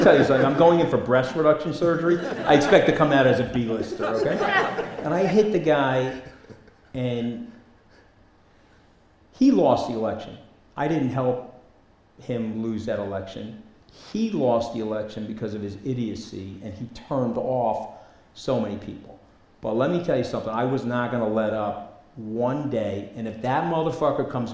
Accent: New York, United States; I'm from New York

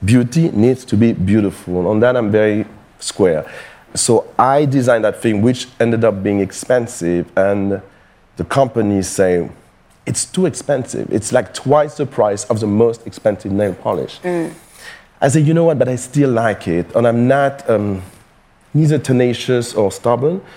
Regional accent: Paris, Île-de-France, France; I was born and raised in Paris

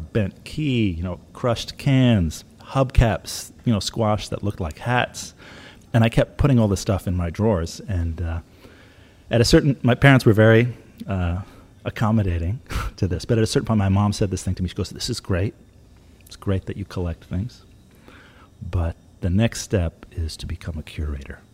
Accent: New York, United States; when I was growing up in New York

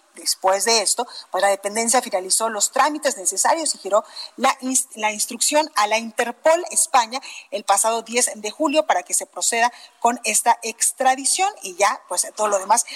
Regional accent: Guadalajara, Jalisco, Mexico; now in Mexico City, Mexico

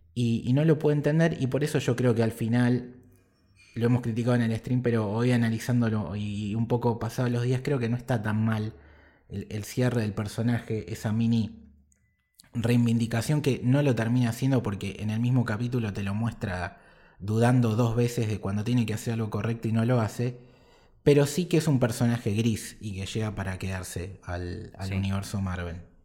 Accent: Argentina; nosotros como argentinos

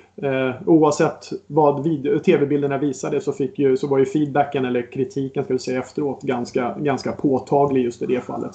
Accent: Botkyrka, Stockholm County, Sweden; så är jag uppväxt ute i norra Botkyrka

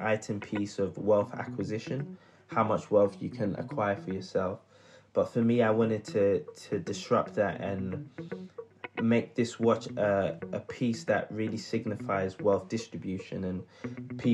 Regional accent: London, United Kingdom; also born or lived in Midlands; I was born and raised in South London.

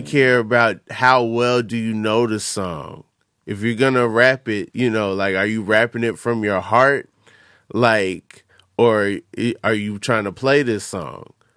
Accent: Atlanta, Georgia, United States; I'm from Atlanta

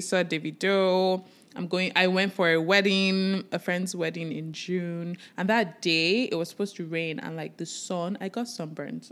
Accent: Nigeria; I am a Nigerian

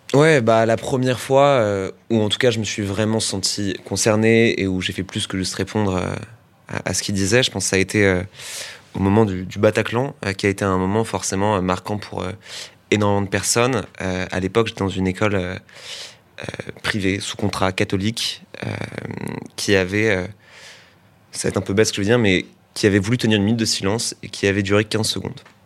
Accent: Boulogne-Billancourt, Île-de-France, France; also born or lived in Paris; je viens de Boulogne, puis, euh, puis du 16e

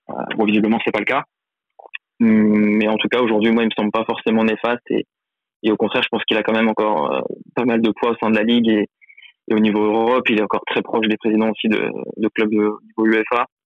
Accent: Lyon, Auvergne-Rhône-Alpes, France; now in Paris, France; moi je suis né à Lyon, j'ai grandi là-bas

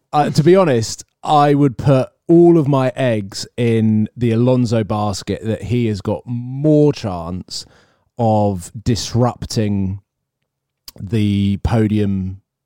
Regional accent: United Kingdom; I'm British

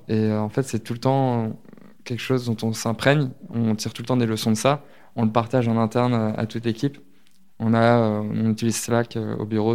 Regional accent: near Lisieux and Deauville, Normandy, France; moved away; also born or lived in Lille; J'ai grandi en Normandie, euh, à côté de Lisieux, Deauville, toutes ces villes-là un peu connues. Donc à la campagne

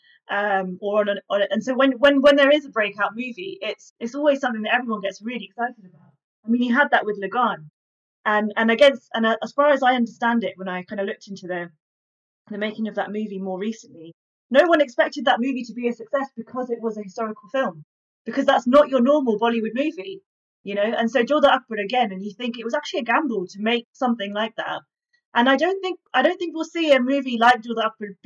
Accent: High Wycombe, South East England, United Kingdom; I grew up in High Wycombe

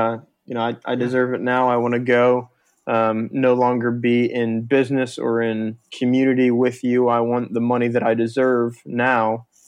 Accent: North, Northern United States, United States; accent: Northern; I don't have the Southern twain like you both have, so I'll leave it to my Northern accent up here.

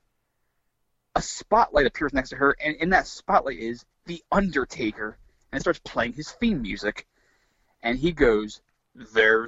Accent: New Jersey, United States; New Jersey, my home state

